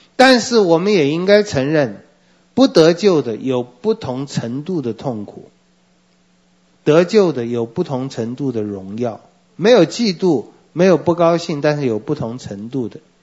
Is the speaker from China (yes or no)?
no; Taiwan; 我也是台湾人